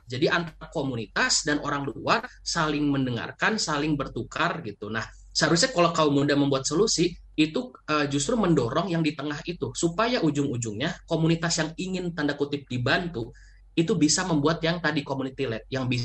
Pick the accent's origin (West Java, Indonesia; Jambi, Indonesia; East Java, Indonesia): West Java, Indonesia; Bandung; saya juga orang Margahayu Bandung.